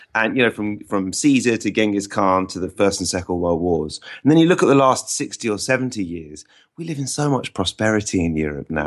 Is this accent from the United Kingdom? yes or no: yes; England, United Kingdom; we might think of ourselves as English rather than British